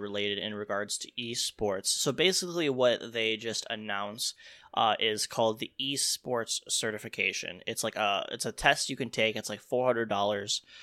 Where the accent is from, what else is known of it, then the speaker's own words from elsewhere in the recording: Chicago, Illinois, United States; I'm from Chicago